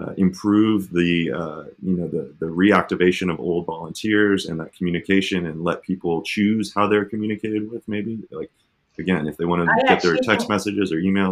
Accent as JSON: {"language": "English", "town": "Phoenix", "region": "Arizona", "country": "United States", "tie": "born or raised there", "said": "I grew up in Phoenix, Arizona"}